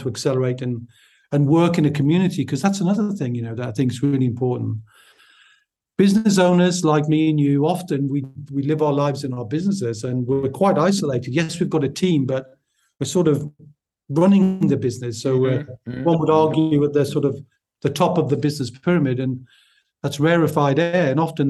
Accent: Newcastle upon Tyne, North East England, United Kingdom; accent: Newcastle; based in the Northeast, so my accent is from Newcastle upon Tyne, if people are trying to work that out.

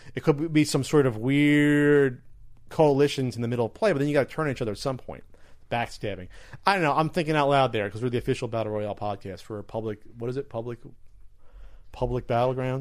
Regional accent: New Jersey, United States; I'm really from Jersey.

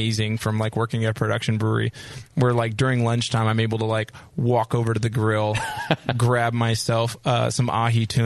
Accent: Orange County, California, United States; living in Orange County, we're from Orange County

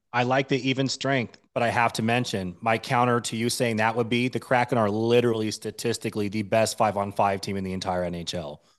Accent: Washington, United States; also born or lived in Denver, Colorado; I'm born and raised in Washington State.

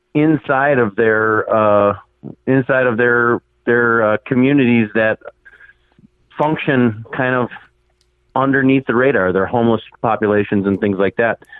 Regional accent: Minnesota, United States; I am actually from Minnesota, not Canada

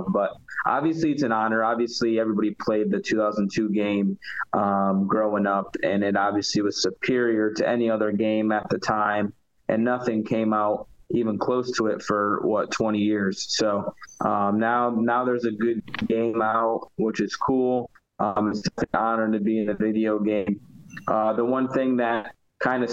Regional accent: Connecticut, United States; I grew up in the Northeast

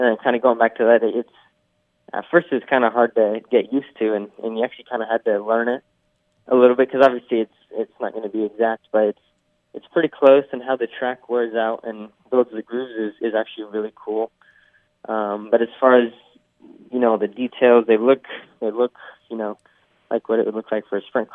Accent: California, United States; I come from California where, you know, we don't really get snow in most areas

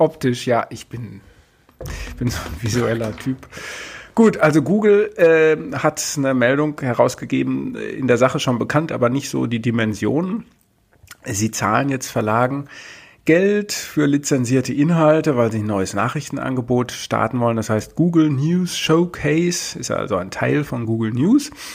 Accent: Berlin, Germany; als Berliner

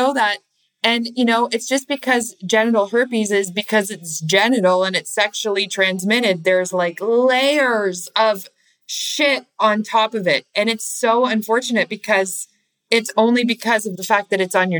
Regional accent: Canada; I'm from Canada, by the way. I'm Canadian

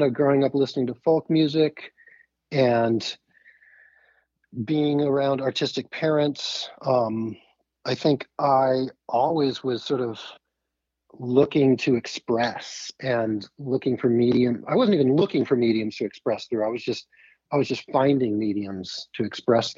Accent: Annapolis, Maryland, United States; I grew up in Annapolis

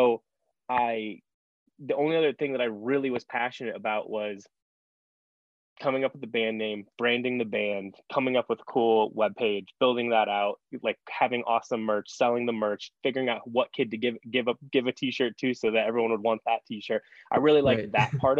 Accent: Fort Wayne, Indiana, United States; being from somewhere like Fort Wayne, Indiana

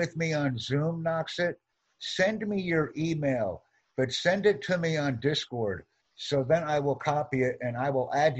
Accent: New York, New Jersey, Pennsylvania area, United States; See, this is the area where I'm from. I'm from the New York, New Jersey, Pennsylvania area.

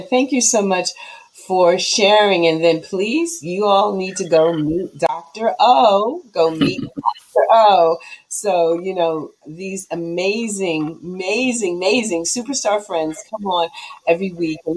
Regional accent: Cameroon

